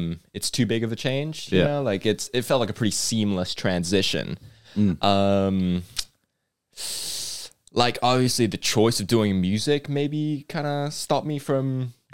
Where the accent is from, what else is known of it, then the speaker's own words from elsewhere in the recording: La Paz, Bolivia; also born or lived in Nelson, New Zealand; now in New Zealand; I was born in Bolivia, in La Paz, Bolivia.